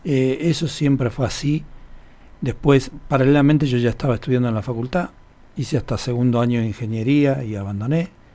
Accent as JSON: {"language": "Spanish", "region": "Buenos Aires", "country": "Argentina", "tie": "born or raised there", "moved": "as an adult", "lives_now": "Buenos Aires Province, Argentina", "said": "yo nací hace 58 años en un barrio de la capital federal de la ciudad de Buenos Aires eh, que se llama San Cristóbal"}